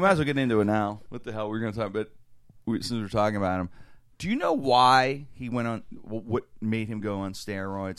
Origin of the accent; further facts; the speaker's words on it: Pittsburgh, Pennsylvania, United States; especially my backyard here, in my hometown, Pittsburgh